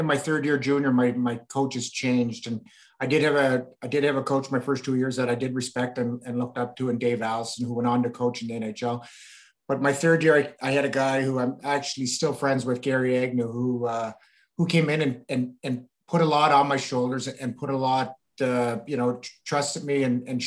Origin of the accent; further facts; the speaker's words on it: the Maritimes, Canada; I was from the Maritimes